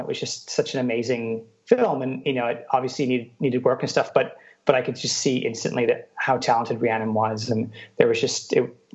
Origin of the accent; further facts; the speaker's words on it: Canada; growing up in Canada, in a very small kind of city in Canada